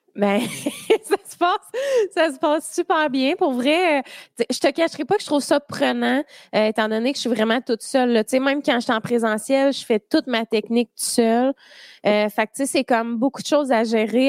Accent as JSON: {"language": "French", "town": "Drummondville", "region": "Quebec", "country": "Canada", "said": "Je viens de Drummond"}